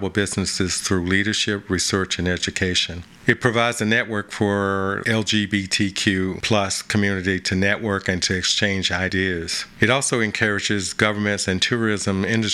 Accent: North Carolina, United States; I did grow up in North Carolina

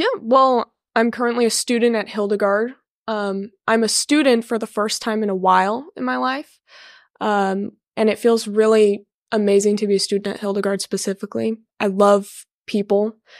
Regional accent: Garden Grove, California, United States; I'm from Garden Grove, California.

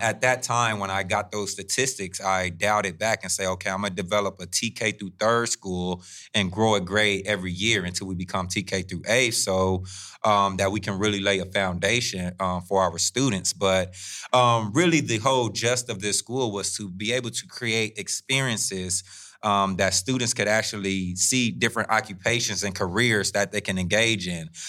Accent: Fresno, California, United States; I come from Southwest Fresno

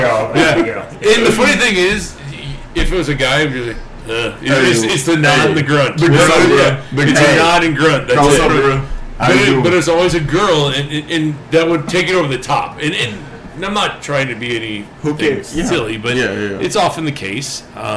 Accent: Buffalo, New York, United States; moved away as an adult; So I'm from Buffalo, New York, originally.

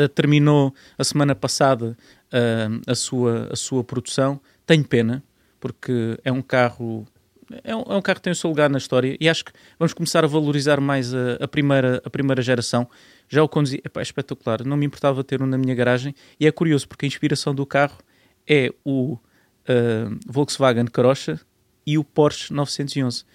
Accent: Marateca, Alentejo, Portugal; moved away as an adult; also born or lived in Grândola; now in Lisbon, Portugal; eu nasci em Grândola, Cresci em grande Lote aos 8 anos e depois mudei-me para a zona ali da Marateca, Conselho de Vendas Novas.

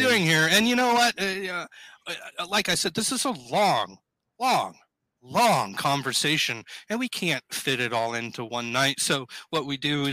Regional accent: Southern California, United States; now in Midwest, United States; Growing up in Southern California

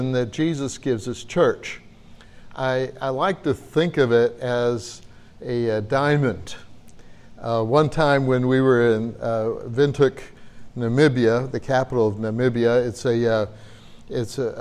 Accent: United States; accent: American; my American accent

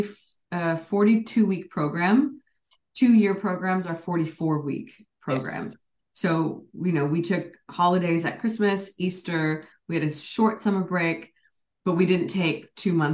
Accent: Canada; moved away as an adult; also born or lived in United Kingdom; I was North American, Canadian American, and South Asian

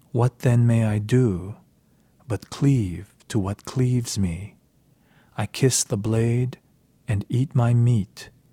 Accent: United States; growing up in America

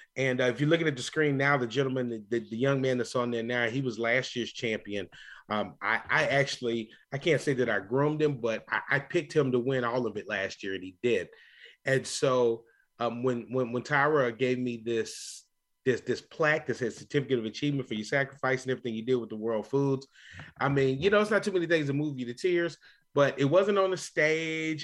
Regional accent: Louisville, Kentucky, United States; moved away; that wonderful city that I grew up in, that I love going back to visit on a regular basis, Louisville, Kentucky

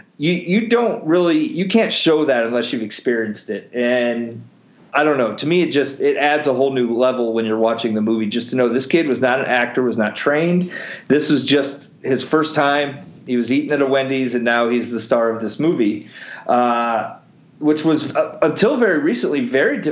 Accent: Chicago, Illinois, United States; Growing up around the Chicagoland area

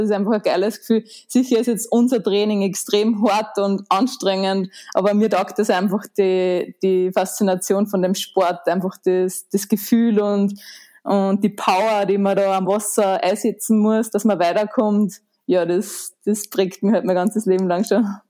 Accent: Linz, Upper Austria, Austria; Ich bin in Linz im wunderschönen Oberösterreich geboren

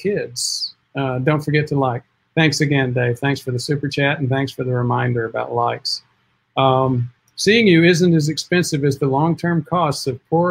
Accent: Spartanburg, South Carolina, United States; I am from South Carolina, Spartanburg

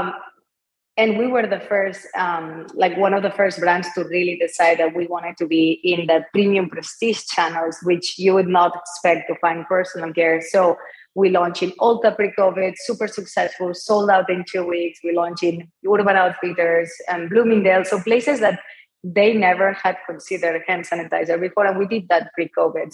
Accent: Barcelona, Catalonia, Spain; English is a second language; moved away as an adult; as you can tell by my accent, I'm not from here, I'm from Barcelona. I was raised in an entrepreneurial family.

